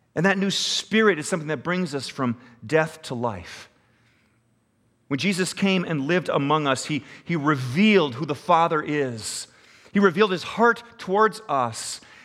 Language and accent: English; United States